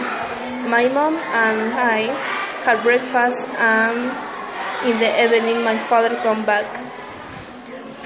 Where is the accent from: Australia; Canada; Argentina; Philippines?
Argentina; Salta; English is a second language; I'm from Argentina.